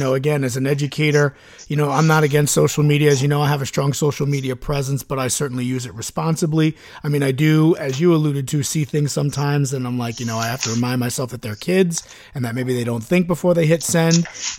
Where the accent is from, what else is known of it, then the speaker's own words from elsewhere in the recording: Chicago, Illinois, United States; moved away; I'm from Chicago originally.